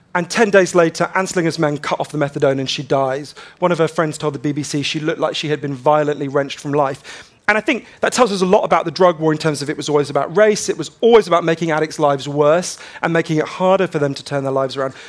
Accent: London, United Kingdom; also born or lived in Glasgow; when they were about one, they, they moved to, to London.

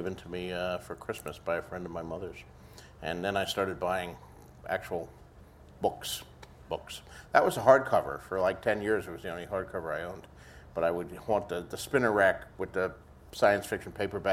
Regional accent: Bayonne, New Jersey, United States; Born and raised in Bayonne, New Jersey

